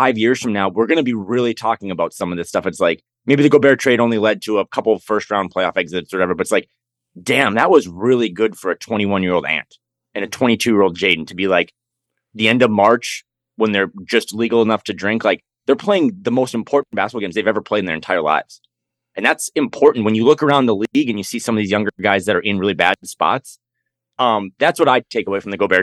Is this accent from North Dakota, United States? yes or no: yes; North Dakota, United States; now in West Coast, United States; I will always love my home state of North Dakota, but I'm just happier living on the West Coast